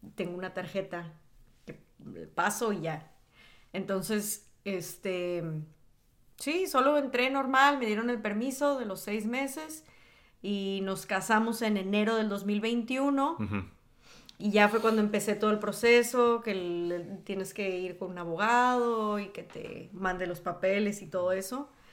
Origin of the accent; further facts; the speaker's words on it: northern Mexico, Mexico; accent: norteña; now in Texas, United States; yo soy mexicana.